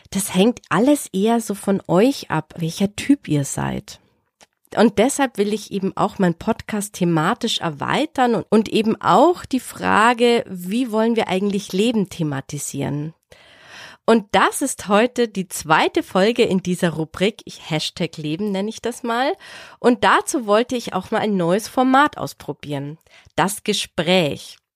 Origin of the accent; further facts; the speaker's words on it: Bavaria, Germany; ich bin auch ursprünglich vom Land, ich bin auf dem Land groß geworden, jetzt nicht hier im Franken, sondern in Oberbayern. Mein Dorf hatte 100 Einwohner und mit Bergpanorama